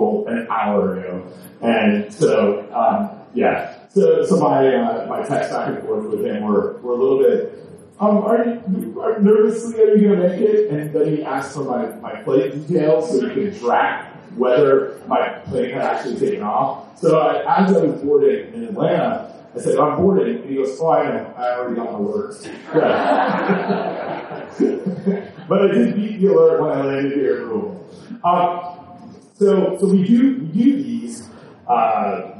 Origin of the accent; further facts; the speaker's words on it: Canada; I'm from Canada.